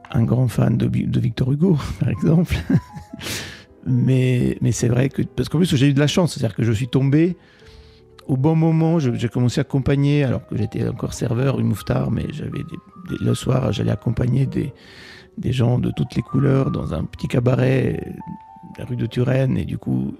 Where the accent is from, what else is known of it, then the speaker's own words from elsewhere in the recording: Italy; first language Italian; French is a second language; moved away as an adult; now in Paris, France; Et l'italien, bien sûr, qui est ma langue maternelle.